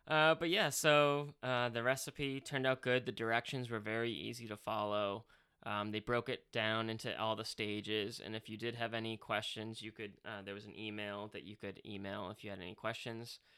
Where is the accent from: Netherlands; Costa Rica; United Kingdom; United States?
United Kingdom; England; Nothing against English people. I'm English, but you know